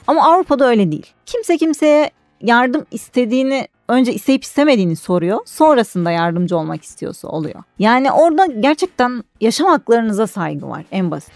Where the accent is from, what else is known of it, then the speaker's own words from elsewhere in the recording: Istanbul, Turkey; 1990 yılında İstanbul'da doğdum.